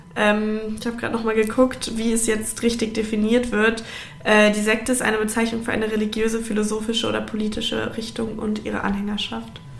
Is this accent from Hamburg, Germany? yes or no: yes; Hamburg, Germany; moved away as an adult; also born or lived in Bavaria; now in Berlin, Germany; wir kommen beide aus Hamburg